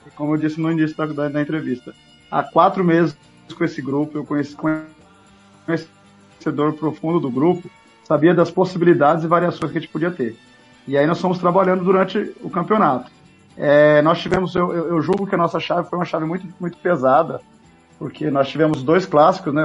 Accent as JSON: {"language": "Portuguese", "town": "Campo Grande", "region": "Mato Grosso do Sul", "country": "Brazil", "tie": "born or raised there", "said": "sou aqui, sou natural de Campo Grande"}